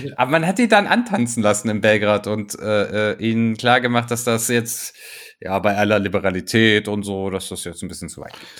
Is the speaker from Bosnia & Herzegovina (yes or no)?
yes; Tuzla, Federation of Bosnia and Herzegovina, Bosnia & Herzegovina; in Tuzla, in meiner Geburtsstadt